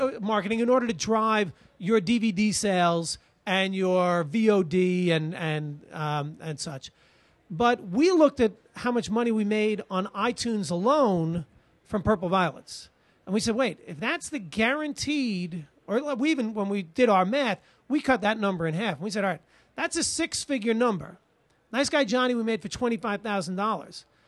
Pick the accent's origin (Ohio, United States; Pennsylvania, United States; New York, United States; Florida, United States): New York, United States; Long Island; now in New York City, United States; I'm a New Yorker from ninety, uh, you know, from Long Island, but I'm, I lived here since nineteen ninety